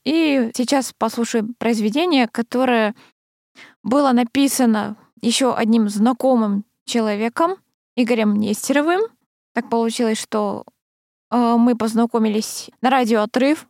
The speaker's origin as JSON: {"language": "Russian", "town": "Krasnoyarsk", "region": "Krasnoyarsk Krai", "country": "Russia", "tie": "born or raised there", "moved": "yes", "said": "в детстве училась в Красноярской школе"}